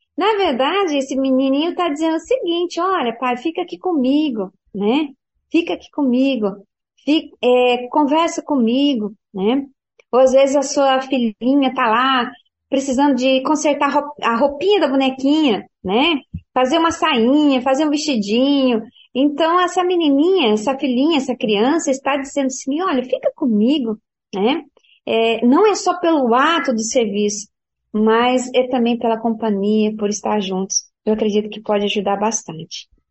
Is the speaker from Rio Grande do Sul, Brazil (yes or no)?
no; Paraná, Brazil; quando eu era criança, ah, lá no Paraná